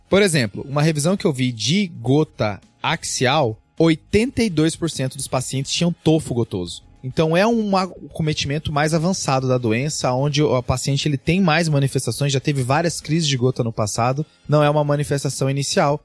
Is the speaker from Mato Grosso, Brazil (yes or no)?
yes; Cáceres, Mato Grosso, Brazil; eu nasci em Cáceres